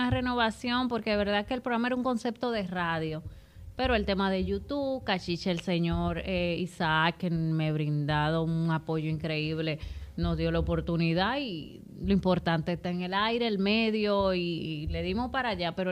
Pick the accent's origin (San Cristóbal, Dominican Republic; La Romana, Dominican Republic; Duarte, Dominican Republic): Duarte, Dominican Republic; Jaina; Susi y yo venimos de Jaina, de, mi mejor amiga de quinto grado.